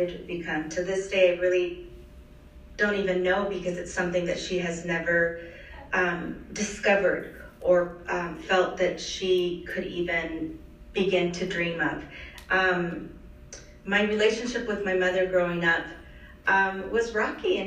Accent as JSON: {"language": "English", "town": "Los Angeles", "region": "California", "country": "United States", "tie": "born or raised there", "said": "she migrated to Los Angeles, where I was born a few years later"}